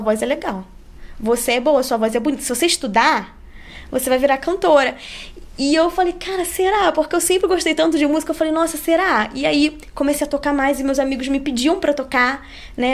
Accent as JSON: {"language": "Portuguese", "region": "Rio de Janeiro", "country": "Brazil", "accent": "carioquês"}